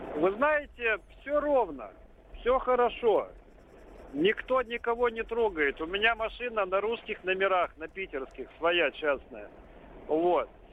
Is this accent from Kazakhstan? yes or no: no; Odesa, Odesa Oblast, Ukraine; я родился и вырос в Одессе, еще в Советском Союзе